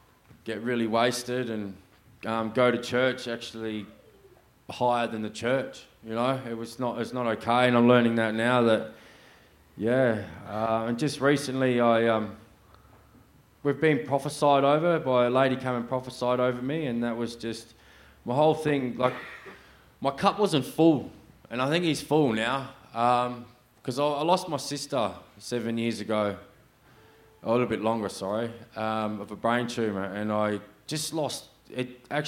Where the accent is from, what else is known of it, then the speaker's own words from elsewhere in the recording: Sydney, New South Wales, Australia; born there; now in Perth, Australia; I was born in 1982 in New South Wales, Sydney. I was a pastor's kid.